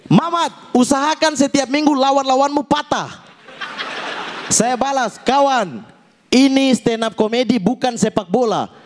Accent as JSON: {"language": "Indonesian", "town": "Fakfak", "region": "West Papua", "country": "Indonesia", "tie": "born or raised there", "said": "itu saya terkenal sekali di kota saya sendiri, fak-fak."}